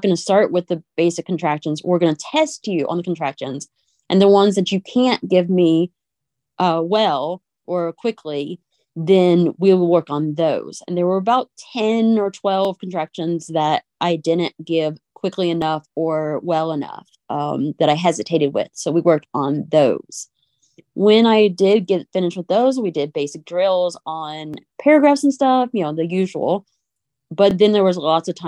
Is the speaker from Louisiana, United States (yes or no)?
yes; Cajun, Louisiana, United States; I spoke French as a child because I'm Cajun.